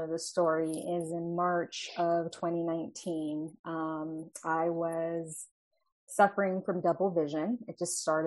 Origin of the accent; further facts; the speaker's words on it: Fontana, California, United States; also born or lived in Santa Barbara, California; now in Inglewood, United States; I am a Southern California native, born and raised in Fontana